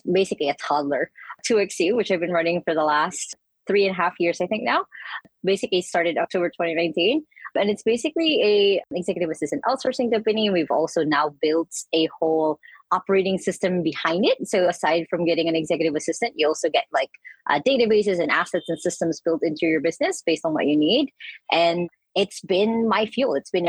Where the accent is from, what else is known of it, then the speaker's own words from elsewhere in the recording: Philippines; I'm from the Philippines.